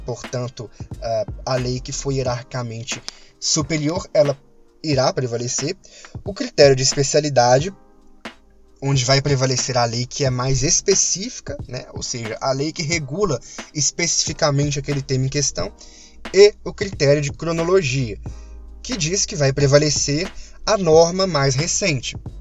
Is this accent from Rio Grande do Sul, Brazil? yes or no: no; Minas Gerais, Brazil; accent: mineirês; desculpa pelo mineirês